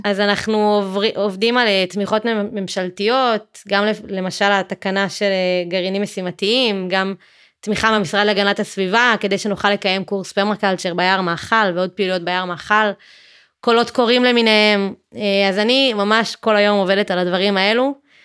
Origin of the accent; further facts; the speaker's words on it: Matan, Central District, Israel; moved away as an adult; now in Beersheba, Israel; אני מאזור השרון, ממתן